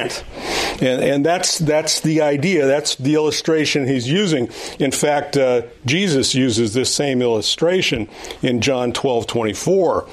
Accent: Los Angeles, California, United States; moved away; I'm a city boy. I grew up in West Los Angeles

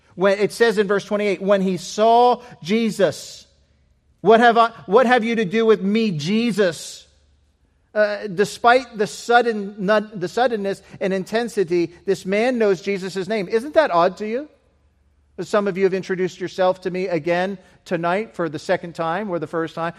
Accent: United Kingdom; moved away; being British missionaries

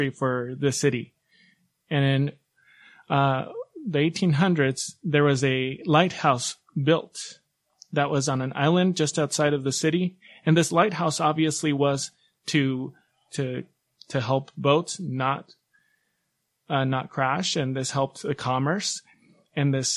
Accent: Guayaquil, Guayas, Ecuador; I'm from Guayaquil, Ecuador

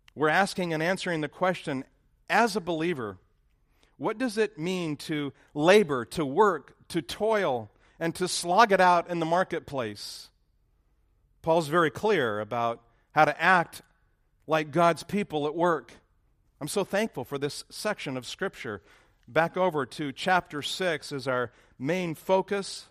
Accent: Lancaster, California, United States; moved away as an adult; now in Dallas, United States; where I grew up in Lancaster

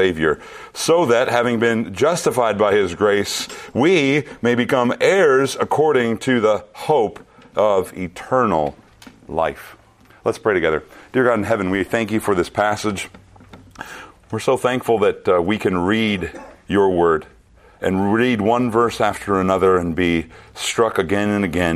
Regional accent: central Minnesota, United States; moved away; I returned to my hometown in central Minnesota.

